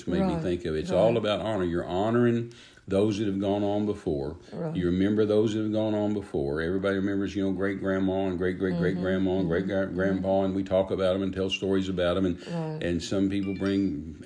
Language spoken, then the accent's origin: English; Texas, United States; now in Oklahoma, United States; I was raised in Texas